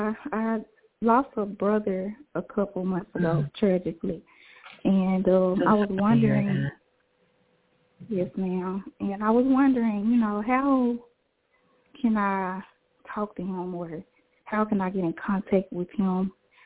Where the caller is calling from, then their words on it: Jackson, Tennessee, United States; I'm from Jackson, Tennessee.